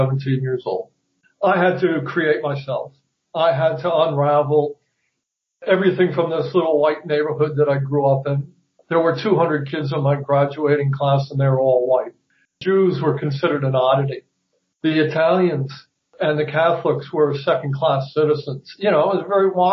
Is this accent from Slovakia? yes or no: no; 30 miles north of New York City, United States; I grew up about 30 miles north of New York City